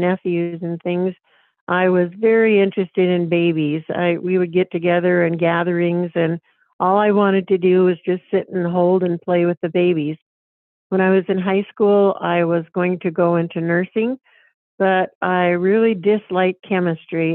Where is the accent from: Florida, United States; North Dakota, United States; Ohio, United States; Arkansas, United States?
North Dakota, United States; this is my home state. I was raised on a farm just 8 miles from where I live right now